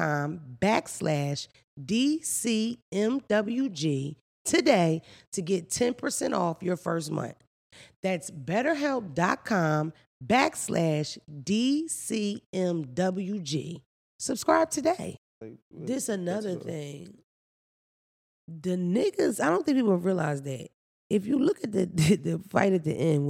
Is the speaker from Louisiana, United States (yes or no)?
no; Philadelphia, Pennsylvania, United States; I'm from Philly